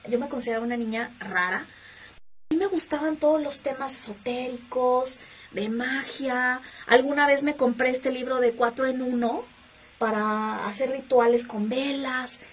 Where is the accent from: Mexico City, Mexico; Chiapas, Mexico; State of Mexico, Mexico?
Mexico City, Mexico; soy originaria aquí de la Ciudad de México